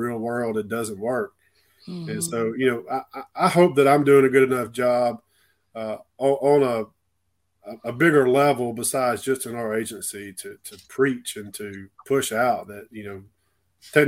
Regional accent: Clanton, Alabama, United States; also born or lived in Gulf Shores, Alabama; I started in a rural county in my hometown in Clanton, Alabama, between Birmingham and Montgomery.

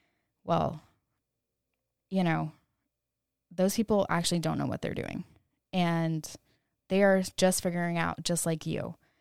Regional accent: California, United States; born there; now in Austin, United States; I was born in California. Cali baby. Shout out to all the Cali girls. I now live in Austin, Texas.

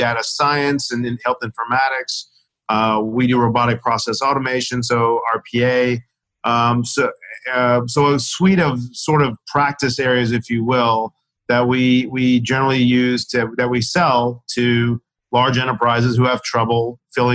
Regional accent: Owensboro, Kentucky, United States; moved away as an adult; also born or lived in Chicago / Washington, D.C. / New York / San Francisco; growing up in Owensboro, Kentucky

